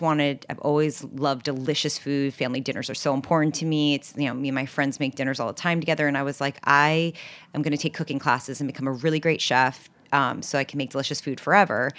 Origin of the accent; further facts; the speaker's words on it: New York City, New York, United States; also born or lived in Los Angeles; So I grew up in New York City on the Upper West Side, eighty-seventh and Broadway